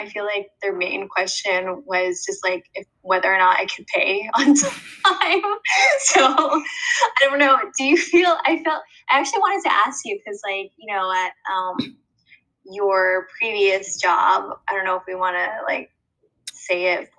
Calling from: Delaware, United States; I'm calling from Delaware.

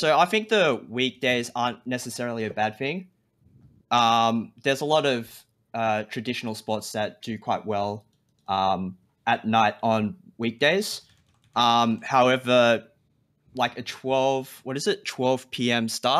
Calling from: Melbourne, Victoria, Australia; I'm calling from Melbourne, Australia.

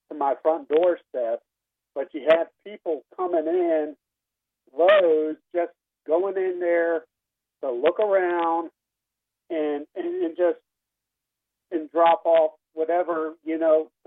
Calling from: Kill Devil Hills, North Carolina, United States; Hi, I'm actually from Kill Devil Hills, North Carolina.

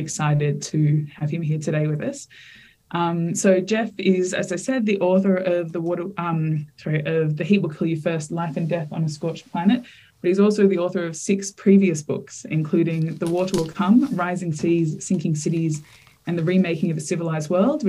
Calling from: Victoria, Australia; I'm joining from the lands of the Wurundjeri Woiwurrung people here in Nam.

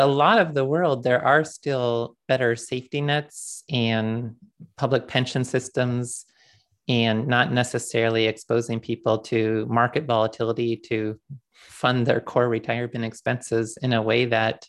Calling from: Dallas, Texas, United States; I'm calling in from Dallas today. I moved here shortly before the pandemic began, mainly for business travel reasons

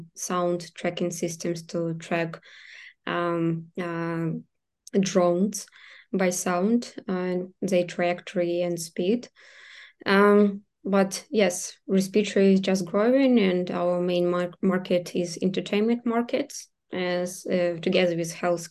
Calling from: Kyiv, Ukraine; So right now I'm speaking from Kyiv, but we have our team members from different cities.

